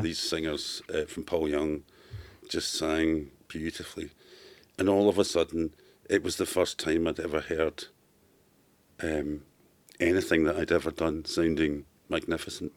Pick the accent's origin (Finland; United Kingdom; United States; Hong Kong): United Kingdom; Glasgow, Scotland; from Glasgow